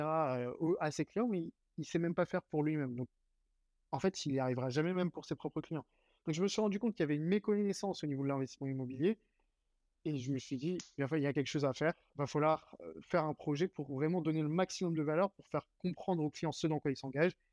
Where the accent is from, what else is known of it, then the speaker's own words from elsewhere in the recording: Saint-Mandé, Île-de-France, France; moved away as an adult; now in Lyon, France; Je suis, parisien à 100%